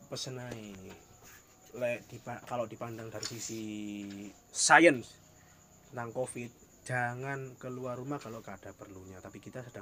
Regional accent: Java, Indonesia; Mungkin saya wong Jawa terpengaruh oleh budaya-budaya

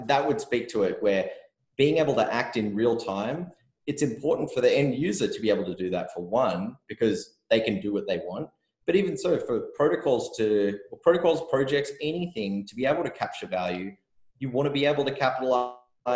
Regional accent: Australia; I'm from Australia where everyone gambles on everything all the time.

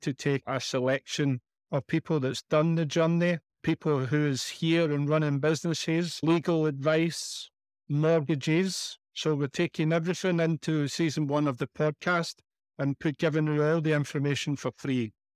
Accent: Glasgow, Scotland, United Kingdom; moved away as an adult; now in Benalmádena, Spain; as you know from the accent, I'm from Scotland, in Glasgow.

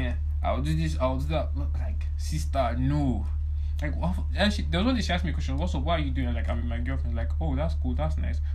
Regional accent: Nigeria; our Nigerian society

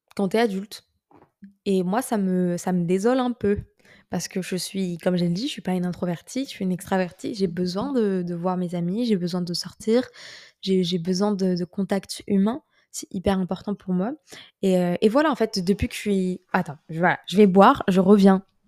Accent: France; moved away as an adult; also born or lived in Paris; j'étais nostalgique de la France

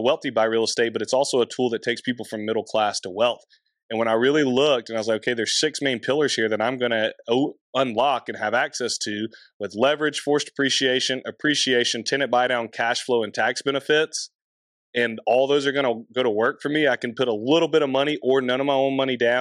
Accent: Anderson, South Carolina, United States; So I find a house in my hometown on my own

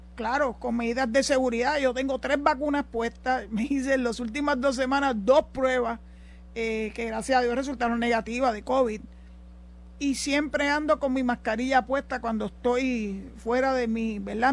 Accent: Puerto Rico; also born or lived in Maryland, United States; somos nosotros los boricuas

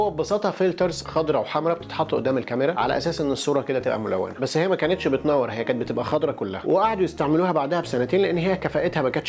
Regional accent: Egypt; وبما ان انا مصري

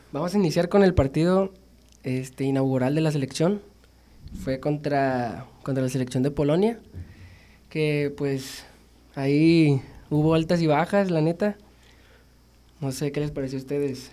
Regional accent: Mexico; como mexicano y como aficionado de fútbol mexicano, yo siempre quiero que México gane

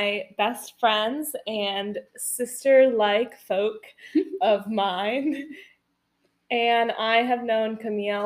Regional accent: New Hampshire, United States; moved away; I'm from New Hampshire, so I do say some things differently than my Midwestern friends

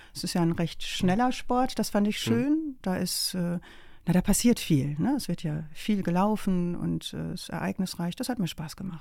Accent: Rheine, North Rhine-Westphalia, Germany; moved away; also born or lived in Emsdetten; Da bin ich einfach nur geboren, aber aufgewachsen bin ich in Rheine.

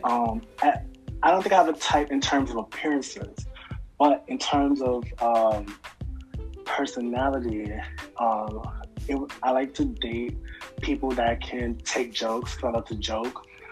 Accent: Georgia, United States; also born or lived in Mount Vernon, New York; now in Harlem, United States; I'm from Georgia. I lived in Mount Vernon for a long time, ah, ah, and now I'm in ah. Harlem

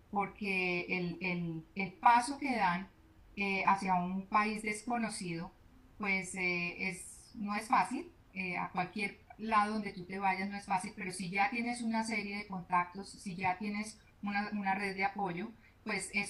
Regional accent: Colombia; moved away as an adult; now in Ottawa, Canada; porque soy colombiana.

